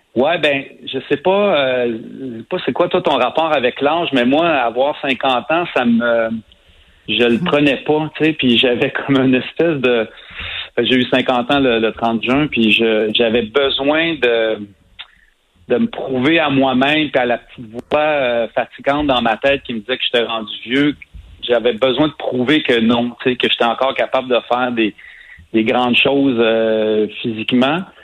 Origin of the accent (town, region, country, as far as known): Saint-Ours, Quebec, Canada; born or raised there